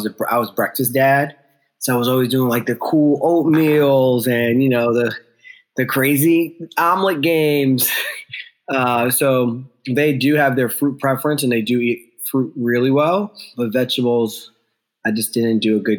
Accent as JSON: {"language": "English", "area": "the Poconos", "region": "Northeast Pennsylvania", "country": "United States", "tie": "born or raised there", "also_born_or_lived": "Ghana / New York", "moved": "yes", "said": "I grew up in Northeast Pennsylvania"}